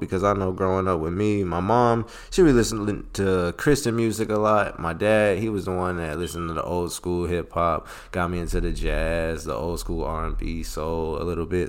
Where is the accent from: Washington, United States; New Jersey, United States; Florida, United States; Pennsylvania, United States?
Pennsylvania, United States; Philadelphia; me being from Philly